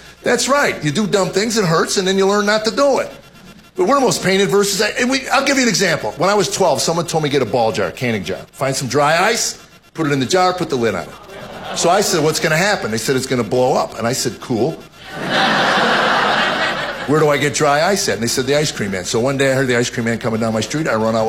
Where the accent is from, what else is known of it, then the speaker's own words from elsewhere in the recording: United States; I had the pleasure of growing up in America